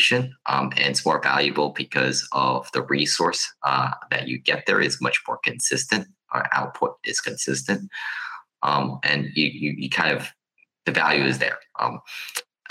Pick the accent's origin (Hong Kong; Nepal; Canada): Hong Kong; I come from a place from Hong Kong